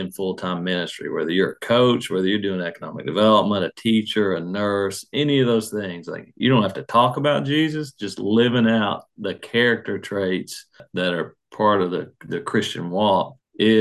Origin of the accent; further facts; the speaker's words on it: Salyersville, Kentucky, United States; also born or lived in Pikeville, Kentucky; I grew up in Sayersville